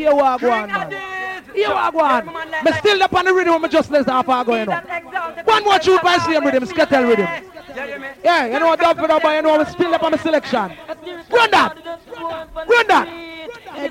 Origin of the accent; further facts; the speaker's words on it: Jamaica; Hey, I'm Jamaican, I'm there home. I'm there yard.